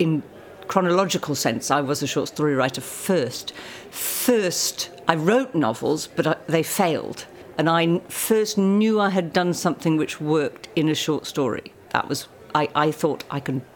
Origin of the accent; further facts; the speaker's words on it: United Kingdom; us Brits